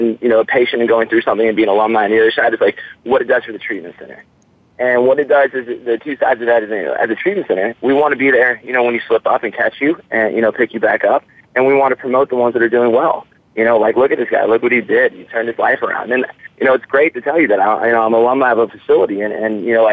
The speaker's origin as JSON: {"language": "English", "town": "Atlanta", "region": "Georgia", "country": "United States", "moved": "yes", "lives_now": "Florida, United States", "said": "I'm from Atlanta, Georgia."}